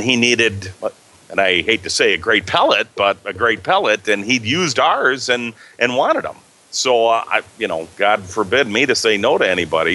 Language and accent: English; Illinois, United States; accent: Midwestern; now in Wisconsin, United States; I was born in Illinois, but I'm right over the state line. I'm in Wisconsin.